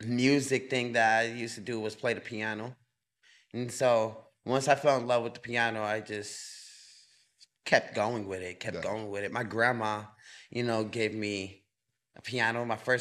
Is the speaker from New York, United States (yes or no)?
yes; New York City, New York, United States; moved away as an adult; now in North Carolina, United States; But grew up right up on 233rd, you know. Uh-huh. Right up on Merrick.